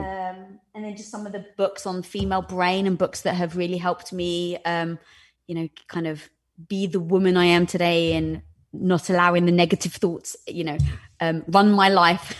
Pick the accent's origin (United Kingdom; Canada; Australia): United Kingdom; England; moved away; growing up in England